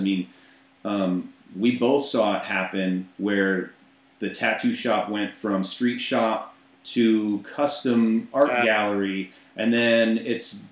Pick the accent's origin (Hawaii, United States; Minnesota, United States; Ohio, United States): Minnesota, United States; moved away; I'm not from St. Paul, but I'm from Minnesota. I lived 2 hours northwest of Minneapolis, St. Paul, in a little tiny town of under 600 people called Bruton.